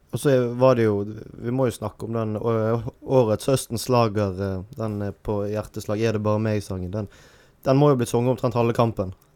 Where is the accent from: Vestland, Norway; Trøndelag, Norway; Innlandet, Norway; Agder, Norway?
Vestland, Norway; Bergen; som bergenser